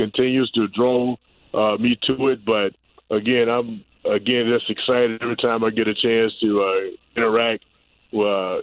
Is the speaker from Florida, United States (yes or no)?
yes; Pensacola, Florida, United States; also born or lived in Tampa Bay; now in Tampa, United States; I'm up from Pensacola, Florida